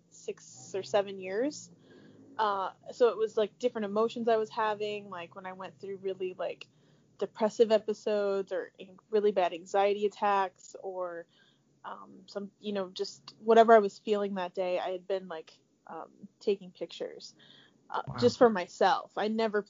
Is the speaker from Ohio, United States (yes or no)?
yes; Tiffin, Ohio, United States; moved away as an adult; now in Columbus, United States; I grew up around Tiffin, Ohio